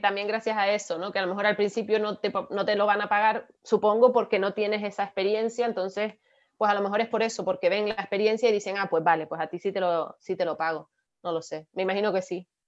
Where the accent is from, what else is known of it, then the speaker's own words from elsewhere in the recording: Canary Islands, Spain; nosotros que somos canarios